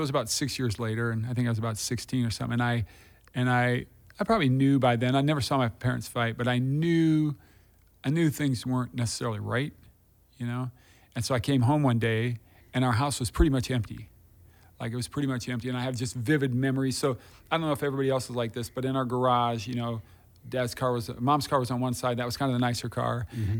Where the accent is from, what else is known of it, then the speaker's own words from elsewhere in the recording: Des Moines, Iowa, United States; I grew up in Des Moines. That's where I grew up.